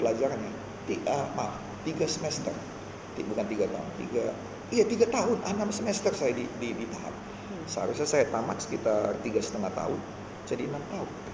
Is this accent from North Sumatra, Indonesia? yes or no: yes; North Sumatra, Indonesia; saya datang dari SMA Negeri 1 salah satu yang paling baik di Sumatera Utara